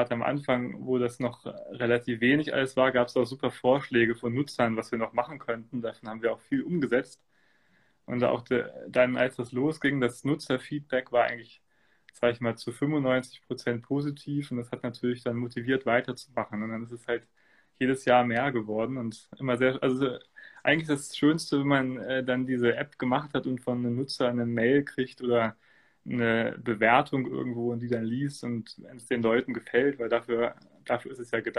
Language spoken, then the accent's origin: German; Göttingen, Lower Saxony, Germany; aufgewachsen bin ich in Göttingen, in, in einer Gegend, wo es sage ich mal, schon Eishockey gibt, in der Stadt selbst nicht.